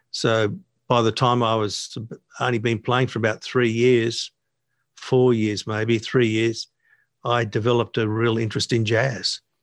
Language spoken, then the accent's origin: English; Sydney, New South Wales, Australia; also born or lived in Narrabeen; most of my, uh, childhood, younger years and then into the teenage years were spent living in D